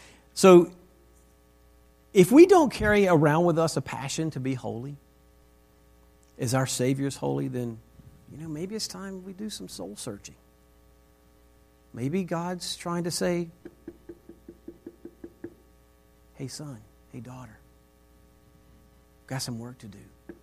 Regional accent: Texas, United States; So we came from Texas and we moved to Northern Virginia.

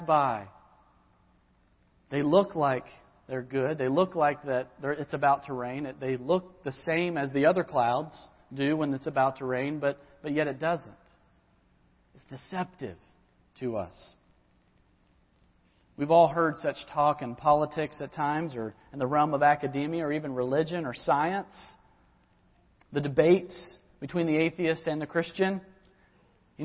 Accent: Georgia, United States; now in Lynchburg, United States; my home where I grew up in Georgia

